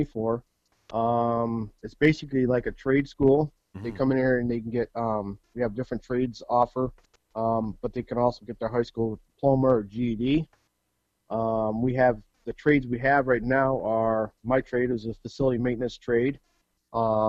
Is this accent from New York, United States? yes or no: yes; Deposit, New York, United States; now in Callicoon, United States; I grew up in Deposit, New York.